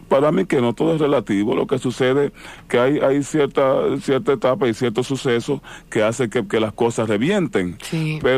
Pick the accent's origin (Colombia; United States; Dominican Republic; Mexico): Dominican Republic; Moca, Espaillat; Yo soy de Santo Domingo, de la ciudad de Moca.